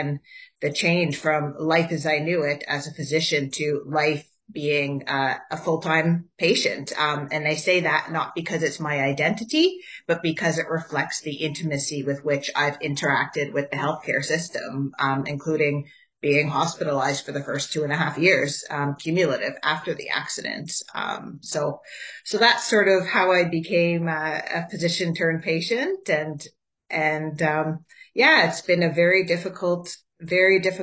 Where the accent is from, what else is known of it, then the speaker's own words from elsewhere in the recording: Ottawa, Ontario, Canada; I'm also born and raised in Ottawa. So a true Ottawa gal